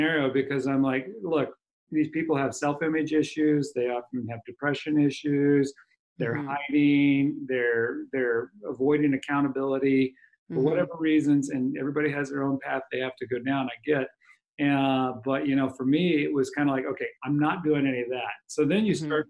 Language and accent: English; Kansas City, United States; moved away as an adult; now in Seattle, United States; I'm born and raised in Kansas City. Been up here for 20 years